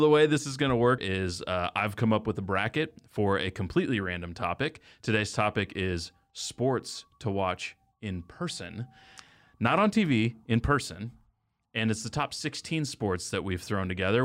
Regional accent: Texas, United States; I did grow up in Texas

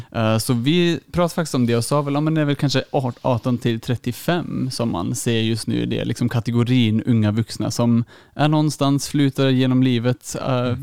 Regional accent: Germany; now in Uppsala, Sweden; jag är från Tyskland

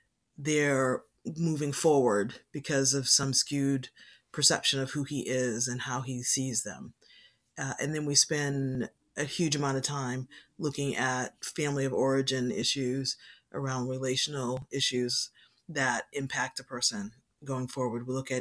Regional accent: Boston, Massachusetts, United States; So I'm a Boston native. So I was born in Boston. I've lived here most of my life.

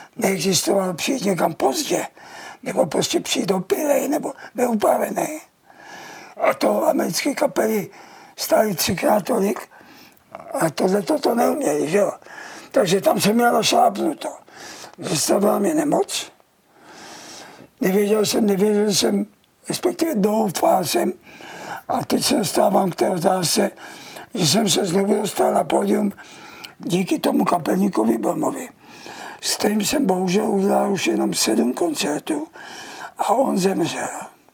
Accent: Czechia; jsem Čech a budu tady

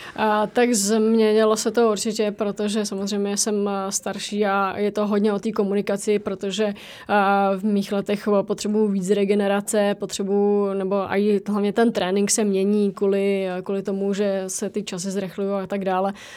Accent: Czechia; jsme z České republiky

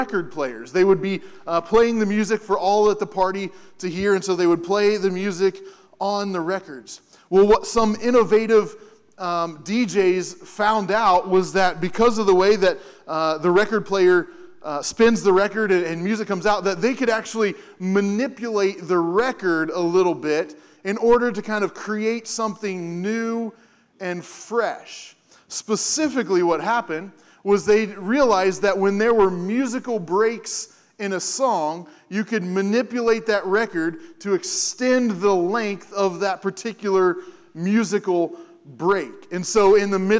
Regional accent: Hamilton, Ohio, United States; moved away; My parents are back there as well, because I'm from Hamilton, and so this is like stepping back home for a little bit

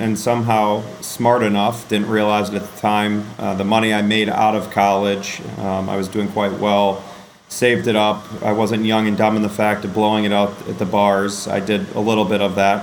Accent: Western Michigan, United States; I grew up in Western Michigan in an entrepreneurial family

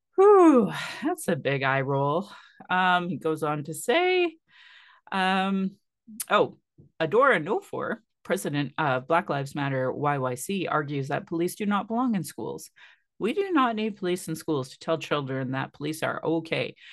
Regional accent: Sylvan Lake, Alberta, Canada; now in Calgary, Canada; growing up in Sylvan Lake in the eighties and nineties

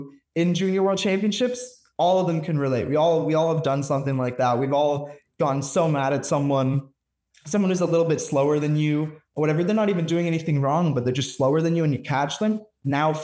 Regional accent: Canada; also born or lived in Alberta; I'm Canadian

